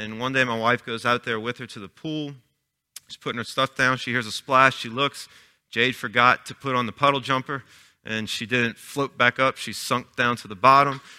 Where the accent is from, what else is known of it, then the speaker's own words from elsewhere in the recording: Chalmette, Louisiana, United States; I was born and raised in Chalmette